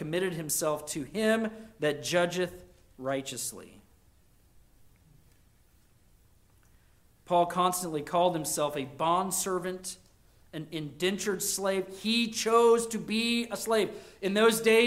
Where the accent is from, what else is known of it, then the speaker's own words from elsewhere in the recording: United States; as an American